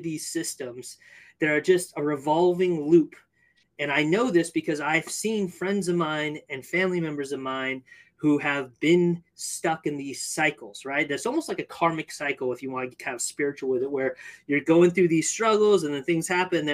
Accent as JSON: {"language": "English", "region": "California", "country": "United States", "tie": "born or raised there", "said": "I grew up in California"}